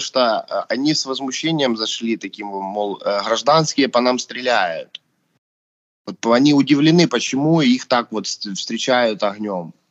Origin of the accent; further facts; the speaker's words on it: Ukraine; мы сейчас с Димой русскоговорящие, хотя мы свободно разговариваем на украинском